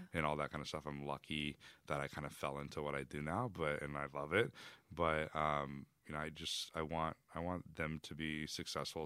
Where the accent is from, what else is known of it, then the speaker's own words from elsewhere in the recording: Texas, United States; I was born in Texas